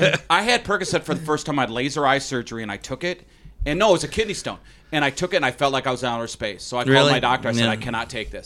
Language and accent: English; South St. Paul, Minnesota, United States; I grew up in South St. Paul